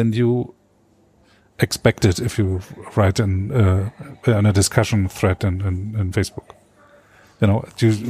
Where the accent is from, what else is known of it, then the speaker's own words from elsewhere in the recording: Frankfurt, Brandenburg, Germany; I grew up in Frankfurt Oder, what is 80 or 60 kilometers north of Cottbus.